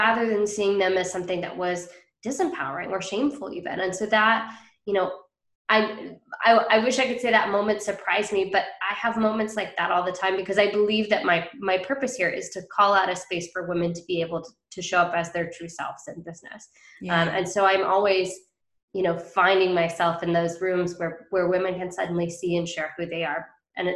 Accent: Bainbridge Island, Washington, United States; So it's called Bainbridge Island

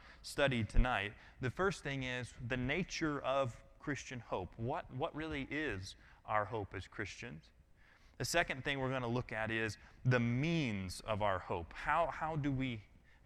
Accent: Colorado, United States; now in Georgia, United States; I'm from Colorado.

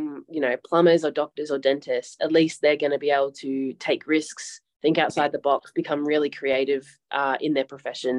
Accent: Broome, Western Australia, Australia; accent: Australian; being based in Broome, so connecting to where I grew up and did circus.

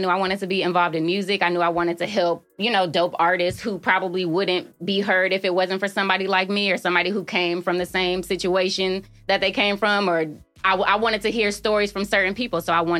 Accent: Oakland, California, United States; moved away as an adult; also born or lived in Colorado / Chicago; I was born in Colorado, but I was raised in Oakland.

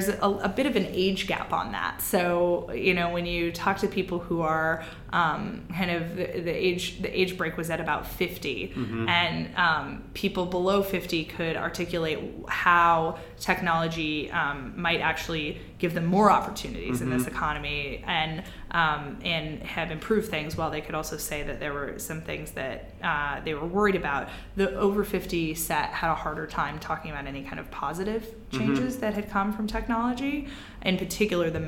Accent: Midwest, United States; I'm from the Midwest

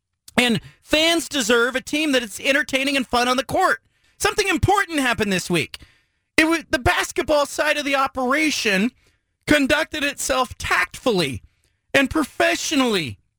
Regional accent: California, United States; also born or lived in Medford, Oregon; now in Oregon, United States; I was a native Oregonian, but barely, as I was there for a couple of months in my early childhood and then grew up in California.

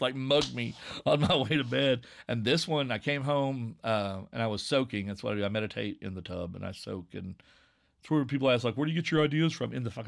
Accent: Virginia, United States; I'm going to relax into my accent because I'm from Southwest Virginia. I'm from coal country. This is what I sound like.

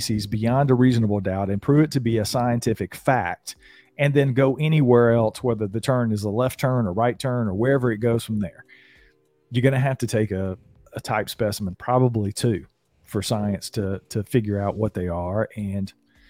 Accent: the South, United States; Right. I'm a Southerner.

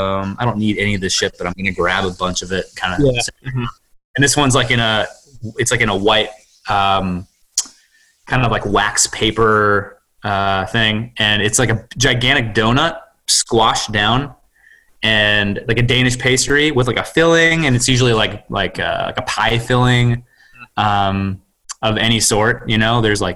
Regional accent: Racine, Wisconsin, United States; also born or lived in Indiana; now in Maryland, United States; because I'm from Racine, Wisconsin.

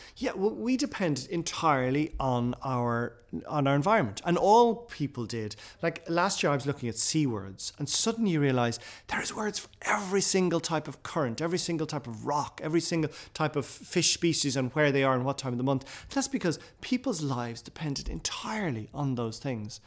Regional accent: Ireland; first language Irish; English is a second language; also born or lived in West Kerry / Dublin

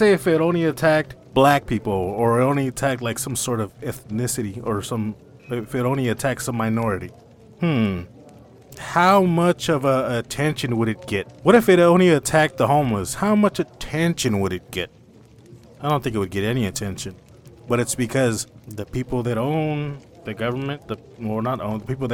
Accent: United States; I'm an American

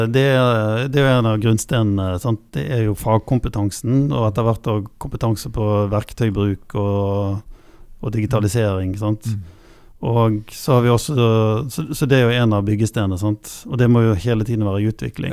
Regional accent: Bergen, Vestland, Norway; jeg er jo fra Bergen

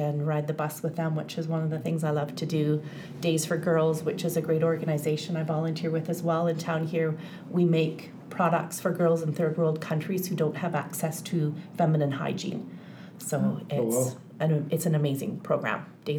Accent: British Columbia, Canada; I'm born and raised in British Columbia and in Kamloops for the last 14 years

